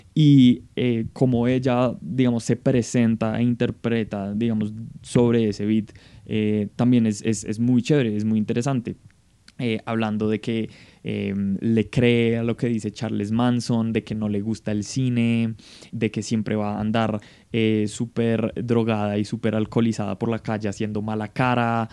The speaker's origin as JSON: {"language": "Spanish", "country": "Colombia"}